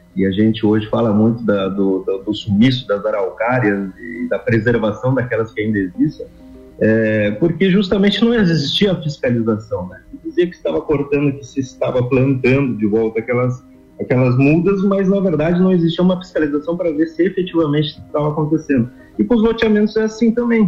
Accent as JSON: {"language": "Portuguese", "town": "Lages", "region": "Santa Catarina", "country": "Brazil", "tie": "born or raised there", "moved": "as an adult", "said": "não nasci em Lages, mas me criei em Lages e, e me formei em Lages"}